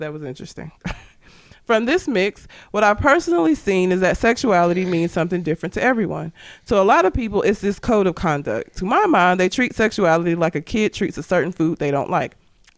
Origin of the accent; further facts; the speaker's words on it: Norwood, London, United Kingdom; So, I grew up in Southeast London, just outside of a place called Croydon, in a rough neighborhood called Norwood. I was born in 87, so it wasn't exactly the most understanding environment to be in.